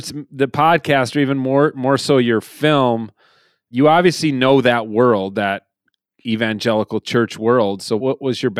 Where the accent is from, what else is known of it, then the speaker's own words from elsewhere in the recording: Minnesota, United States; I grew up in Minnesota